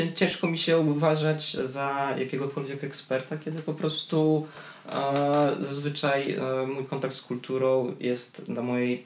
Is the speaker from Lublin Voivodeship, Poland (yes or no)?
yes; Biała Podlaska, Lublin Voivodeship, Poland; now in Warsaw, Poland; do Białej Podlaskiej, z której jestem